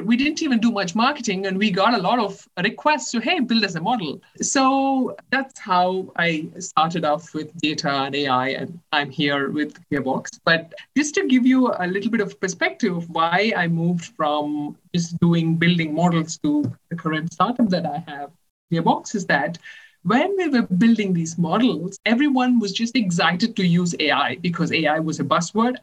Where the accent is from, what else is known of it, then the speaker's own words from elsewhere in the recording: India; moved away as an adult; also born or lived in Chennai, India / Netherlands / Maryland, United States / Germany; now in Italy; I'm originally from India. I did my bachelor's in mechanical engineering in the College of Engineering, Guindy in Chennai